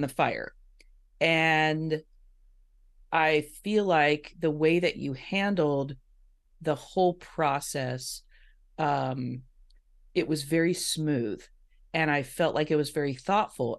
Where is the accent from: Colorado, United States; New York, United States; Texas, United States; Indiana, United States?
Indiana, United States; now in West Coast, United States; I grew up in Indiana, so I'm a Midwest girl